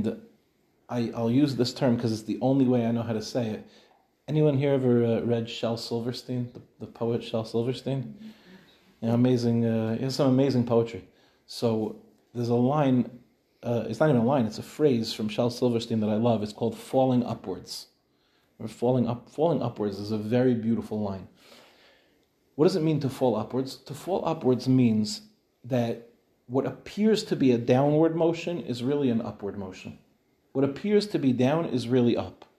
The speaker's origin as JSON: {"language": "English", "country": "United States", "moved": "yes", "lives_now": "Israel", "said": "as an American, I was living in America when we built our apartment"}